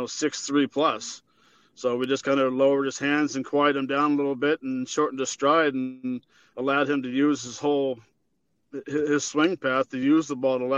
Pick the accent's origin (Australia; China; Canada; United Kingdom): Canada; I'm Canadian